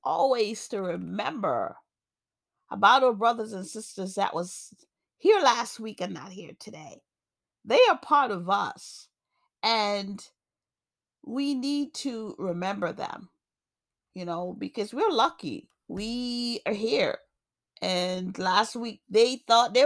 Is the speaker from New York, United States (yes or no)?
yes; New York, United States; also born or lived in Jamaica; now in Massachusetts, United States; I grew up in New York. I live in Massachusetts now, but I was born in Jamaica.